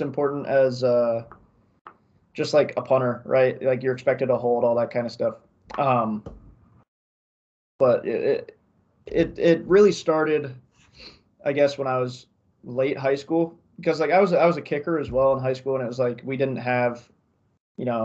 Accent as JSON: {"language": "English", "town": "Columbus", "region": "Ohio", "country": "United States", "tie": "born or raised there", "moved": "yes", "said": "I'm from Columbus"}